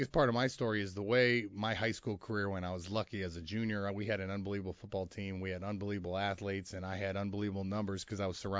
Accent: Wheaton, Illinois, United States; You know, I grew up in Wheaton, Illinois.

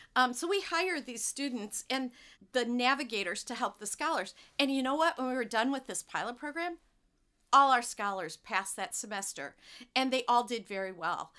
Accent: Monroe County, Southeast Michigan, United States; I grew up in Southeast Michigan, and you couldn't get any closer to Ohio without being in Toledo. So I grew right I grew up right there

